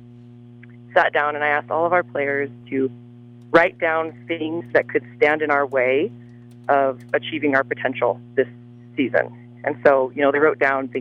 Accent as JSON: {"language": "English", "town": "Trinidad", "region": "Colorado", "country": "United States", "tie": "born or raised there", "moved": "as an adult", "said": "I am originally born and raised in Trinidad and attended Trinidad High School"}